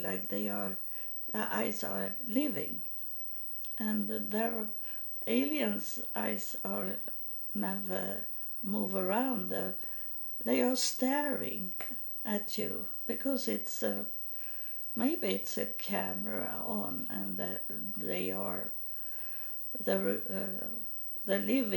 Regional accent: Sweden; English is a second language; moved away as an adult; also born or lived in Texas, United States; I'm from Sweden. I have just moved to Texas

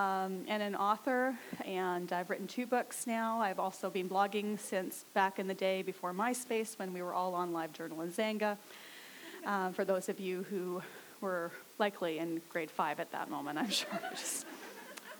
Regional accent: Saskatchewan, Canada; now in Abbotsford, Canada; I grew up in Saskatchewan

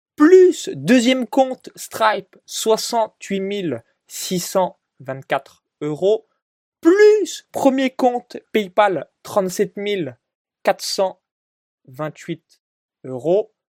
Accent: a small village near Chalon-sur-Saône, Saône-et-Loire, Bourgogne-Franche-Comté, France; moved away as an adult; là où j'ai grandi de zéro à dix-neuf ans dans un petit village de moins de, euh, quatre-vingt-dix habitants, donc, proche de Chalon-sur-Saône

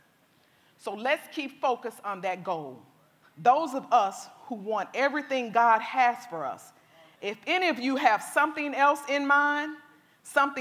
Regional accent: Arkansas, United States; I grew up in a small town in Arkansas

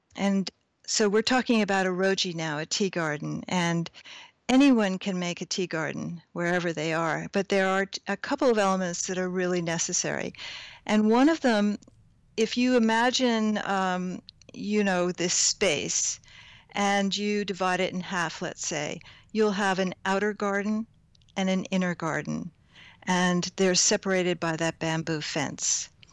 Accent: Hudson Valley, New York, United States; also born or lived in Hoboken, New Jersey; I grew up on a dairy farm not far from here. So I did grow up in the Hudson Valley

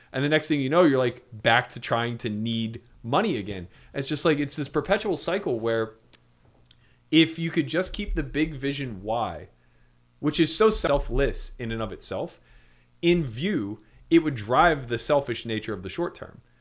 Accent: East Coast, United States; I come from the East Coast

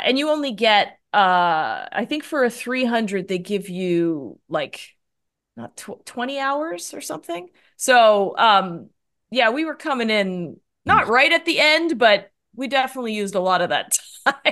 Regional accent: Canada; moved away as an adult; also born or lived in Toronto / New York / Los Angeles; now in San Francisco, United States; Yeah, so I'm a Canadian, so I grew up in Canada, but now I'm in the U S and I'm up here in San Francisco

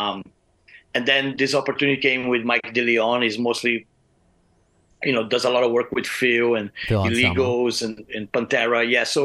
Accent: Brazil; moved away as an adult; now in Arizona, United States; I'm from Brazil

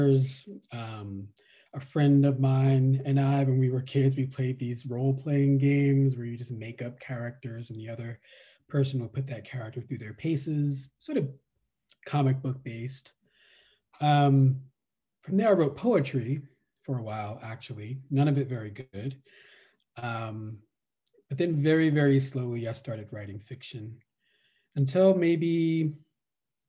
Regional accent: New York City, New York, United States; also born or lived in Virginia; I was born in Virginia, raised in New York City, in the Bronx and Brooklyn

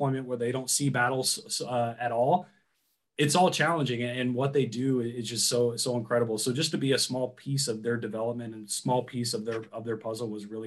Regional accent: San Diego, California, United States; I grew up in San Diego, which is an incredibly, you know, really military heavy, place

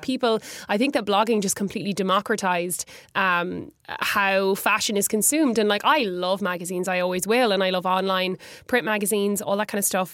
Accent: Galway, Connacht, Ireland; growing up in Galway

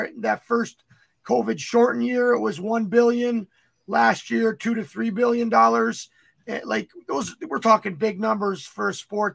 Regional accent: United States; just being American

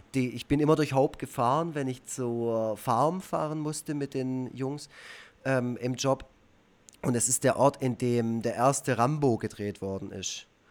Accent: Black Forest, Baden-Württemberg, Germany; Schwarzwald, wo ich, wo ich aufgewachsen bin

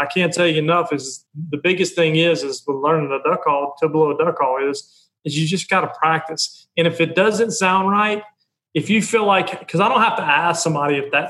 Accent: Baton Rouge, Louisiana, United States; moved away as an adult; also born or lived in Crowley; I actually was born and raised in Baton Rouge, lived in Crowley. Lived in Baton Rouge till I was about 27, 28 years old, and then moved from there up to here.

